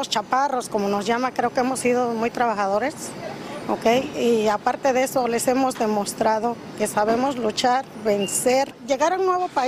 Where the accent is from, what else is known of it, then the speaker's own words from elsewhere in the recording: El Salvador; now in United States; pero yo como salvadoreña tepeciana sé que mi récord debe estar impecable